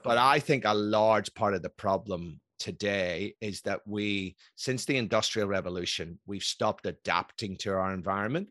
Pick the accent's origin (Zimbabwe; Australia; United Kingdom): United Kingdom; Belfast, Northern Ireland; born or raised there; moved away; also born or lived in Scotland